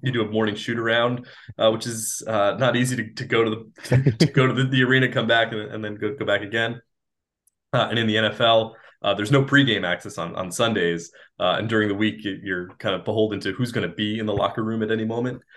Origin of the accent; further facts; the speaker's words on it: New Jersey, United States; moved away as an adult; also born or lived in Boston; where I grew up in New Jersey